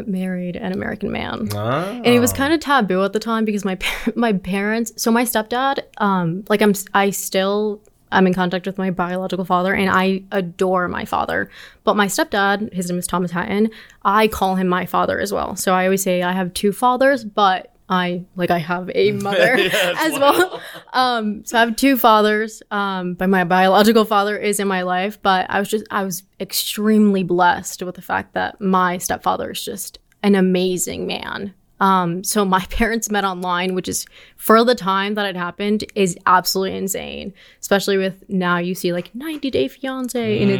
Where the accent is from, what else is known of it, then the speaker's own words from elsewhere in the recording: Colombia; born there; From Colombia. Yes, I was born in Colombia.